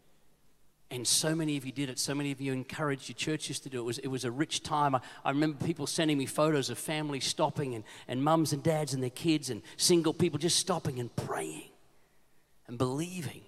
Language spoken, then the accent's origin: English; Queensland, Australia; I'm a Queenslander